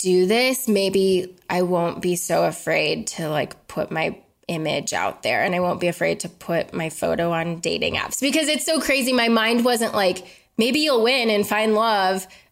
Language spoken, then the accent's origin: English; Colorado, United States; I'm from Colorado